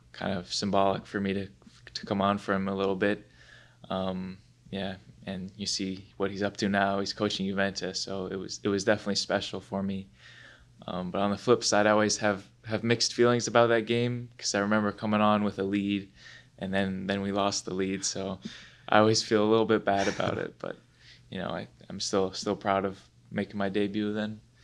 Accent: Rye, New York, United States; I'm from Rye, which is in, in Westchester County, and I've lived there my whole life.

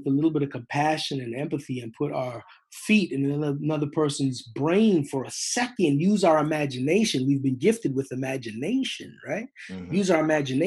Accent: Edmonton, Alberta, Canada; I grew up in Edmonton, Alberta, Canada

